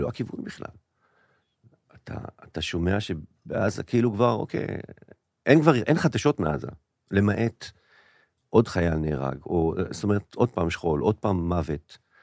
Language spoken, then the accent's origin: Hebrew; Israel; להוויה שלנו כישראלים